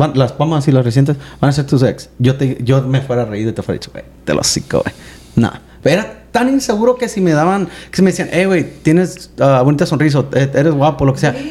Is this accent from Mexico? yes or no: yes; Mexico; siendo hispanos, mexicanos